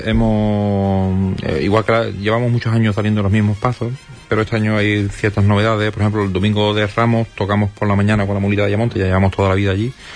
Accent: a town neighbouring Ayamonte, Andalusia, Spain; Yo no soy de Ayamonte, yo soy, de pueblo vecino, pero soy, ayamontino de adopción

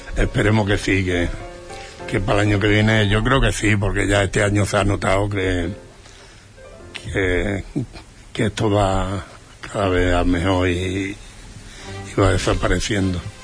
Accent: Lepe, Andalusia, Spain; now in Huelva, Spain

